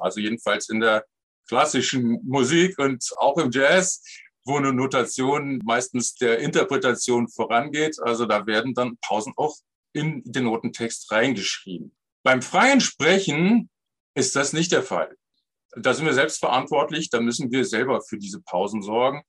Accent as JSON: {"language": "German", "area": "Bergisches Land", "region": "North Rhine-Westphalia", "country": "Germany", "tie": "born or raised there", "also_born_or_lived": "Cologne", "said": "ich wohnte damals im Bergischen Land"}